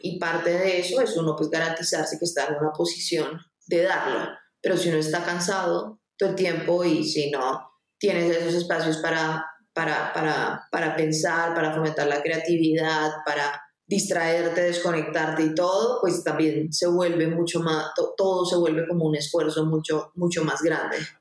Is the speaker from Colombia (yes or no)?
yes; Colombia; acá en Colombia